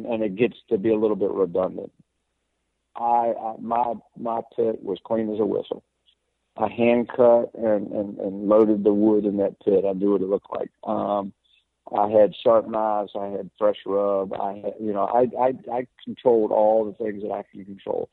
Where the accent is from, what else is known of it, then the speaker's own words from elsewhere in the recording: Lynchburg, Virginia, United States; I'm a Virginia boy. So I grew up in Lynchburg, Virginia